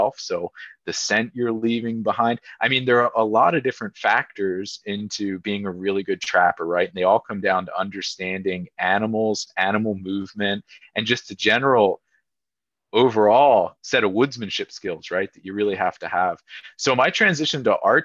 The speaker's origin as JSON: {"language": "English", "town": "Lititz", "region": "Pennsylvania", "country": "United States", "tie": "born or raised there", "said": "I was fortunate growing up in Lititz"}